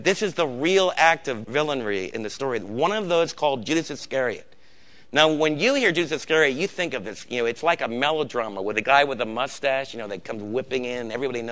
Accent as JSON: {"language": "English", "country": "United States", "said": "as an American"}